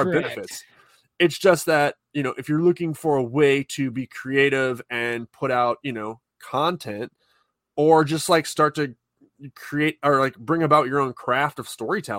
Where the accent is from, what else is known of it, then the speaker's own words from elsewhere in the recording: St. Louis, Missouri, United States; I'm a filmmaker. I have a couple movies now that are out, and I'm from St. Louis